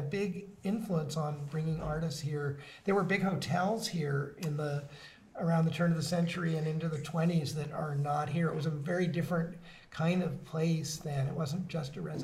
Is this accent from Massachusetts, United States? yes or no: yes; Beverly, Massachusetts, United States; now in Gloucester, United States; I grew up down in Beverly